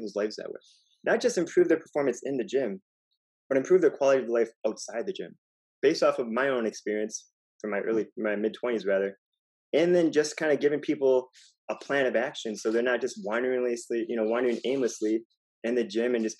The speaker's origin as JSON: {"language": "English", "region": "Wisconsin", "country": "United States", "also_born_or_lived": "California", "moved": "as an adult", "lives_now": "Miami, United States", "said": "I'm from Wisconsin"}